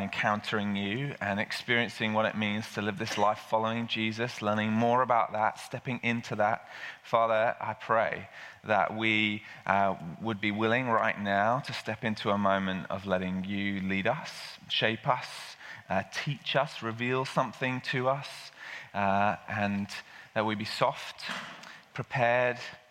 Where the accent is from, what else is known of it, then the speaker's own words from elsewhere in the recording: England, United Kingdom; I'm English